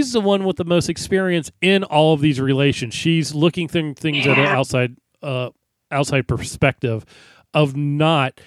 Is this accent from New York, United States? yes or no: no; Florida, United States; I grew up in Florida where we have like Lake Okeechobee and all sorts of weird names of stuff